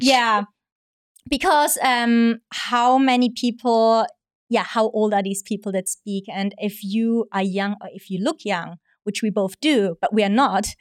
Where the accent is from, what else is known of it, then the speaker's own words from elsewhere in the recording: Austria; moved away as an adult; now in Hong Kong; I'm originally from Austria, and I'm half Hong Kong, half Austrian, been in Hong Kong now for almost five years.